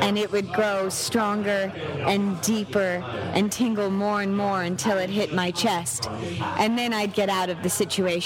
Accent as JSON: {"language": "English", "town": "New York City", "region": "New York", "country": "United States", "tie": "born or raised there", "said": "Growing up in New York City"}